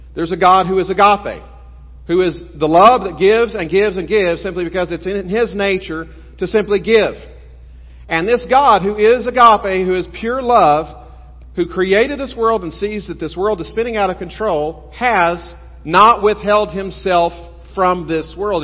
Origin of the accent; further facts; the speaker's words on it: South Texas, United States; I grew up in South Texas, just seven miles north of the border